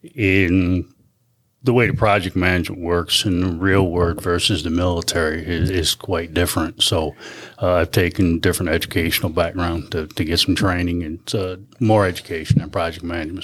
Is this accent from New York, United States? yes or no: yes; Clinton, New York, United States; I'm from Clinton, New York. So I was born and raised and bred in this area